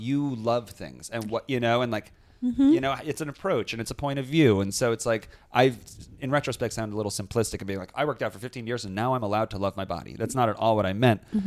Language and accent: English; Long Island, New York, United States; I'm from Long Island